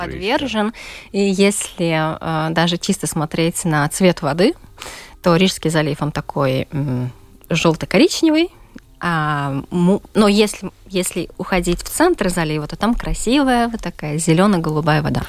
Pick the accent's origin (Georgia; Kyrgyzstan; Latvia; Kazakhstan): Latvia; Daugavpils, Latgale; я родом из Даугавпилса